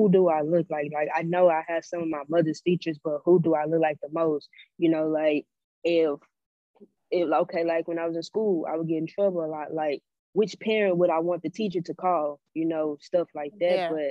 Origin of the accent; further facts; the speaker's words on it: Louisiana, United States; I'm from Louisiana